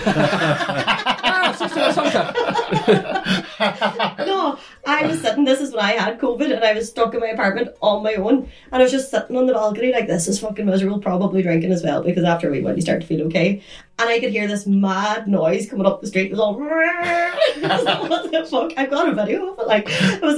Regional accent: Donegal, Ulster, Ireland; now in Barcelona, Spain; I'm from Donegal, I've got connections

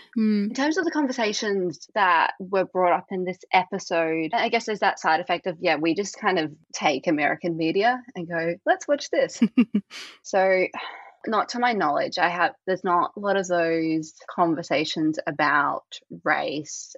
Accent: Australia; I'm Australian

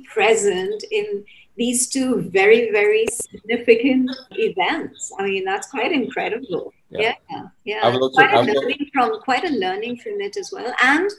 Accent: United Kingdom; I am actually British.

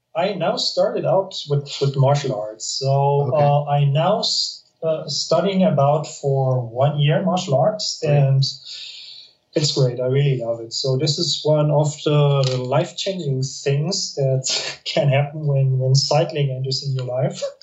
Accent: Munich, Bavaria, Germany; English is a second language; moved away as an adult; now in Spain; I'm from from from Munich, near Munich.

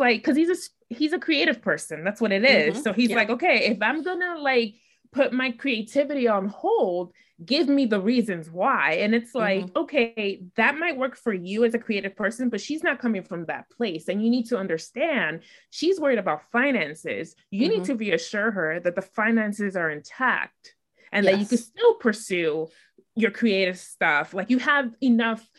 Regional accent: New York, United States; I'm from New York

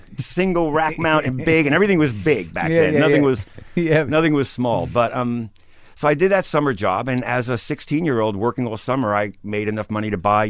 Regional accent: New York City, New York, United States; I grew up in Bensonhurst, Brooklyn.

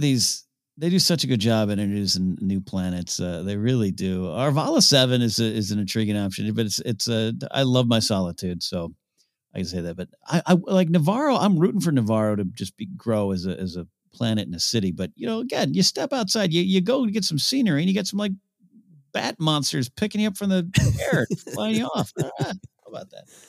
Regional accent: near Shell Beach, California, United States; Shell Beach uh, near my hometown, like a minute away from my house.

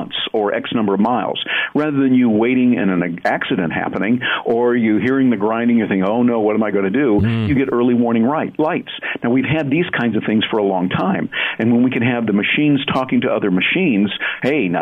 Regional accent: Michigan, United States; I grew up in Michigan with the auto industry and all

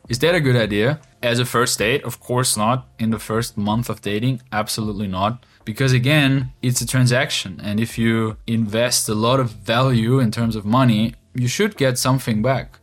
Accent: Austria; moved away as an adult; now in Ukraine; growing up in Austria for my whole life and now two years ago moving to the east to Ukraine

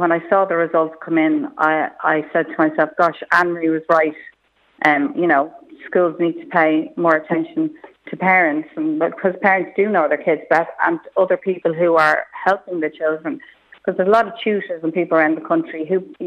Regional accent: Malahide, Leinster, Ireland; I grew up in Malahide

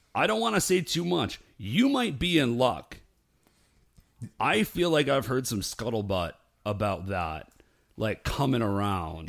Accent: Ohio, United States; also born or lived in Alabama; technically, I was born in Alabama, but I think of myself as being from Ohio

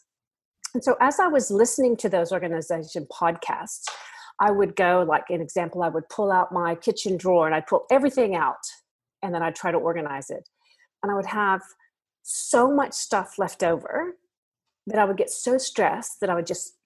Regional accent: United States; moved away as an adult; now in Australia; I'm from America originally, but I have, goodness, I've lived in Australia now for half of my life

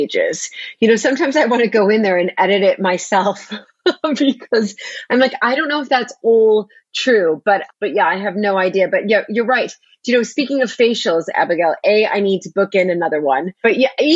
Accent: a small town outside Chicago, Illinois, United States; accent: American; moved away as an adult; now in Dorset, United Kingdom; born and raised in a small town outside Chicago

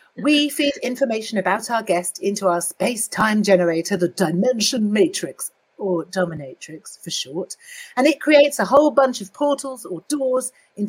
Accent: Scotland, United Kingdom; I don't like to talk about it, but I am Scottish.

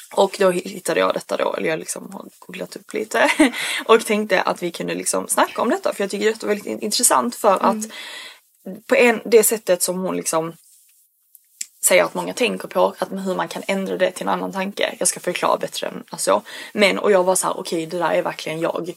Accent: Sweden; jag är bara så svensk

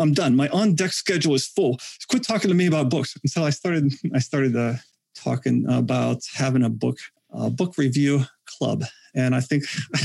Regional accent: Western Pennsylvania, United States; I come from Western Pennsylvania.

